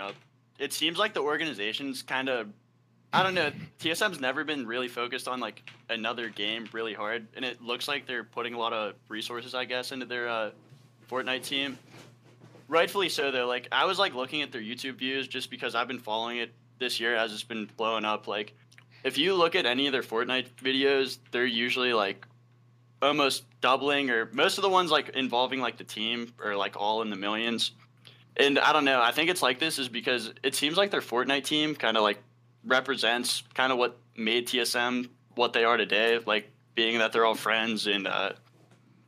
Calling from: Pittsburgh, Pennsylvania, United States; I'm calling from Pittsburgh.

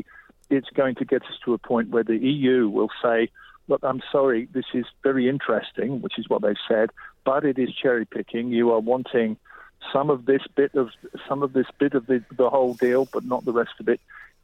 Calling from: southwest France, France; I'm calling from Couvertou, which is a place we run music courses in southwest France during the summer.

